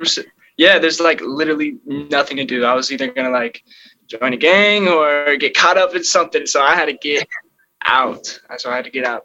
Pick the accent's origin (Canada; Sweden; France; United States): United States; Illinois; also born or lived in California; now in Los Angeles, United States; I was born in California. Crazy enough, but I moved to Illinois when I was two months old, so I was pretty much raised in Illinois